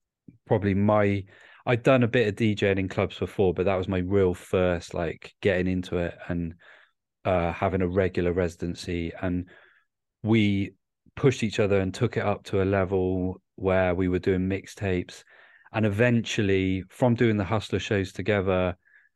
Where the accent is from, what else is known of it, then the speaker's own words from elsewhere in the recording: Bristol, South West England, United Kingdom; moved away; also born or lived in Cardiff; I'm from Bristol originally